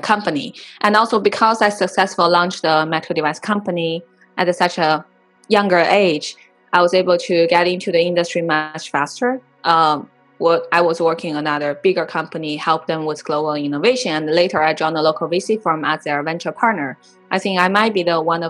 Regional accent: Inner Mongolia, China; moved away as an adult; now in United States; I was born and raised in Inner Mongolia

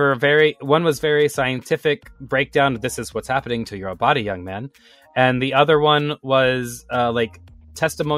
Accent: the South, Texas, United States; my experience growing up in the South, was there's a lot of push to have children

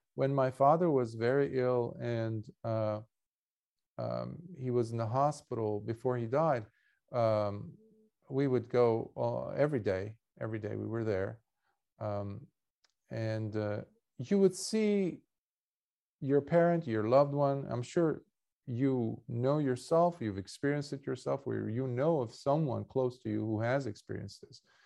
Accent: Beirut, Beirut Governorate, Lebanon; moved away; I was born in Beirut and, and, and Lebanon, uh, in Beirut, Lebanon

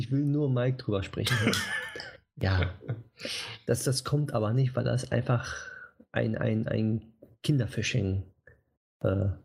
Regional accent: Switzerland; Weiß nicht, ob ich hm, da als Schweizer ja. mitmachen darf.

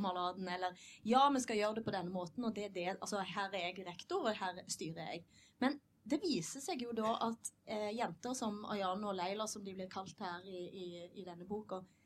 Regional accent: Western Norway, Norway; jeg er vestlending

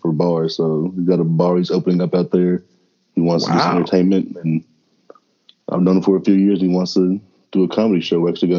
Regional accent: Elizabethtown, Kentucky, United States; I've got family stories and stories from growing up in First Baptist and E-Town High School.

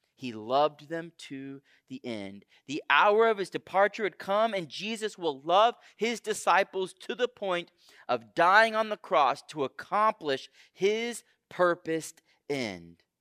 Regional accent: Houston, Texas, United States; moved away; I grew up in Houston, Texas

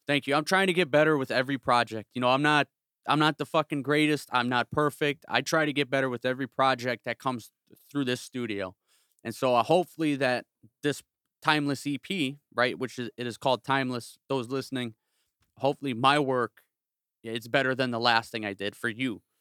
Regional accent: South suburbs of Chicago, Illinois, United States; now in Northwest Indiana, United States; I'm from the South Burbs of Chicago. I'm from s, the seven oh eight. I grew up thirty minutes south of s, the city

